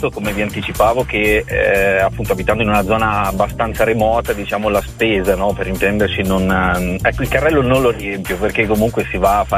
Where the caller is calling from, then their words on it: Castiglione dei Pepoli, Emilia-Romagna, Italy; Siamo dall'Appennino tosco-emiliano